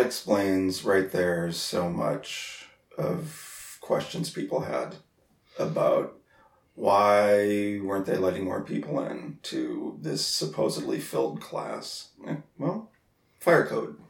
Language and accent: English; North Dakota, United States; I grew up in North Dakota